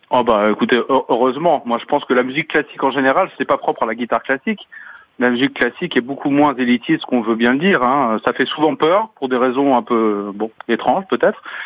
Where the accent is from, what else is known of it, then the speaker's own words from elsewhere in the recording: Paris, Île-de-France, France; moved away as an adult; now in Strasbourg, France; je suis né à Paris et j'y ai vécu pendant une vingtaine d'années, mais ça fait maintenant... J'ai vécu plus longtemps maintenant en Alsace qu'à Paris.